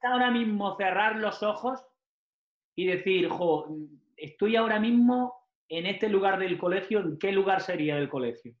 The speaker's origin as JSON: {"language": "Spanish", "town": "Almería", "region": "Andalusia", "country": "Spain", "tie": "born or raised there", "also_born_or_lived": "Mexico", "moved": "as an adult", "said": "Nosotros en Almería, yo como nací en Almería"}